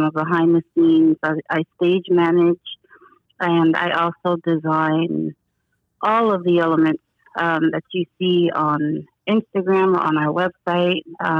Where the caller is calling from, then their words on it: Newark, New Jersey, United States; I'm calling from Newark, New Jersey.